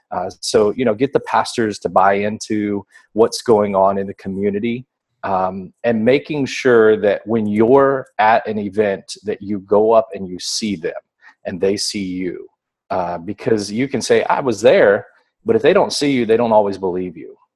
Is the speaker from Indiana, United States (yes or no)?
yes; Indiana, United States; also born or lived in Florida; now in Texas, United States; I was born in Indiana. Yeah, born in Indiana. Okay. So I served in Indiana, Florida, and now Texas.